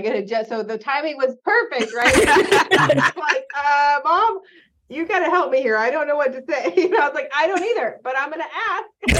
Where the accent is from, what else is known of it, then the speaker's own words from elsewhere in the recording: the South, United States; born and raised in the South, right?